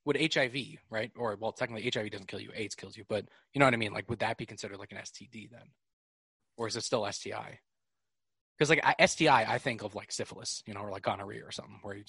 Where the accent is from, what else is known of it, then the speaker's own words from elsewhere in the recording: New York, United States; I'm very much from New York, which you may or may not hear